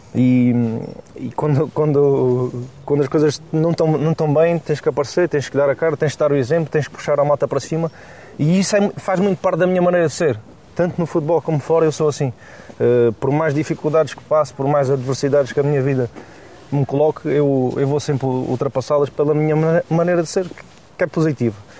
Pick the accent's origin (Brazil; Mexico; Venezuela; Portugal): Portugal; Alentejo; Eu venho do Alentejo